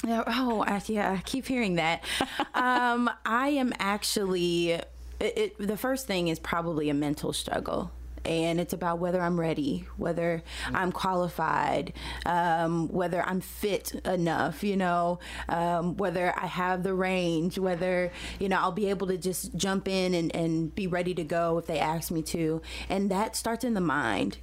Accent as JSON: {"language": "English", "town": "St. Louis", "region": "Missouri", "country": "United States", "tie": "born or raised there", "said": "I am from St. Louis originally. I grew up in the city"}